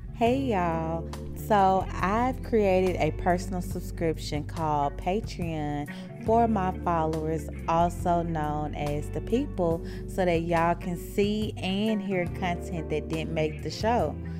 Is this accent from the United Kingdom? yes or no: no; Mississippi, United States; I'm from Mississippi